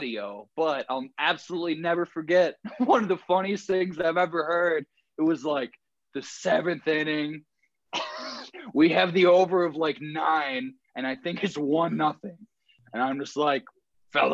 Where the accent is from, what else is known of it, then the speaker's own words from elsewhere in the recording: Minnesota, United States; I born and raised in Minnesota